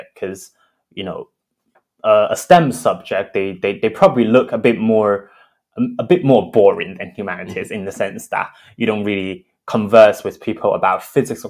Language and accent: English; Beijing, China; I'm from Beijing, China. I went to an international school in Beijing as well.